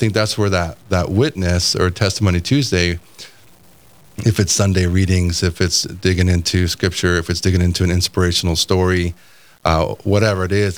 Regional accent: California, United States; I grew up in California

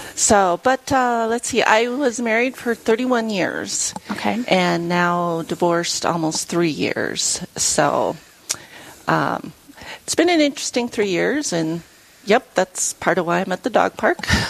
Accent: Lead, South Dakota, United States; now in Rapid City, United States; I grew up in Lead, so I've always lived in the area

